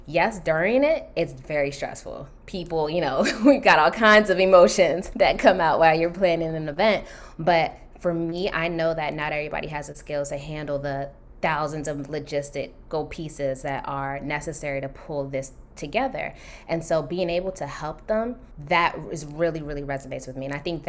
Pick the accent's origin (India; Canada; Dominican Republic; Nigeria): Nigeria; So it's funny, yes, being Nigerian is like, yes, you're a doctor, lawyer, engineer, something like that, right?